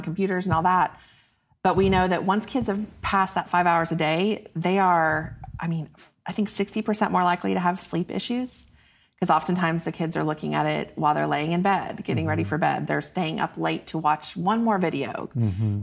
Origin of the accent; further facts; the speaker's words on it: Choctaw, Oklahoma, United States; moved away as an adult; now in Dallas, United States; I grew up just outside Oklahoma City